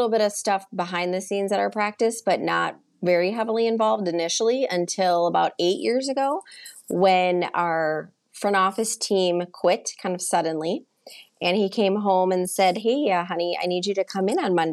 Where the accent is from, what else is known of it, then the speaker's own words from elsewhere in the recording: Turtle Lake, Wisconsin, United States; also born or lived in Chicago, Illinois; I was born in Chicago and moved to tiny, tiny small town Wisconsin when I was six